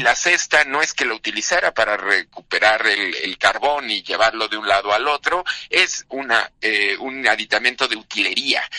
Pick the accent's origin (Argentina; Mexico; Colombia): Mexico; nuestra, pues digamos, identidad mexicana, entendernos como mexicanos